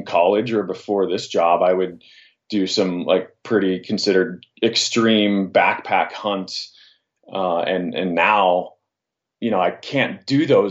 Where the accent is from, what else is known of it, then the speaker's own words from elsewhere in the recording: Northwest Montana, United States; I grew up in Northwest Montana, and I hunted up there, around the Flathead Valley country